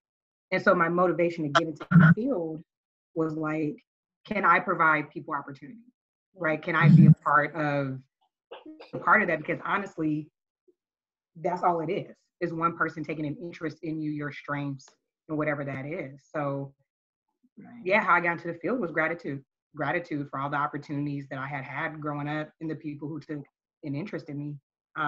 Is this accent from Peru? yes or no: no; Oakland, California, United States; I am from Oakland, and I'm from like Oakland before it changed